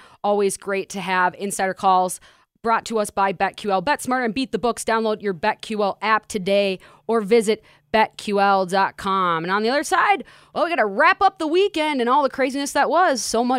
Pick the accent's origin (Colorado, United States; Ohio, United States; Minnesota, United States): Minnesota, United States; now in Las Vegas, United States; I'm from Minnesota